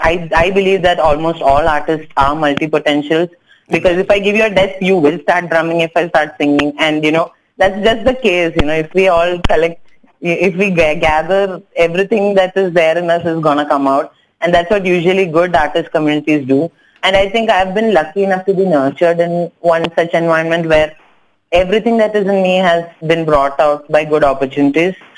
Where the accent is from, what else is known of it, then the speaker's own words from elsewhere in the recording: Kochi, Kerala, India; first language Tamil; English is a second language; moved away as an adult; now in Hyderabad, India; I'm actually from Kochi. I'm a Tamil speaker, but raised in Kerala, so I know Malayalam as well.